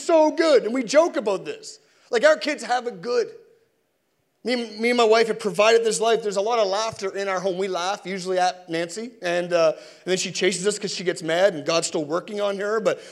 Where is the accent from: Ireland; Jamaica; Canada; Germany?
Canada; Sackville; And I'm from Sackville